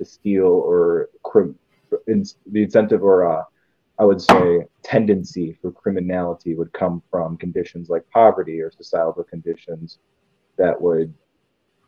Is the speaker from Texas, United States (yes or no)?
no; Buffalo, New York, United States; I'm from Buffalo, New York. 716 represent.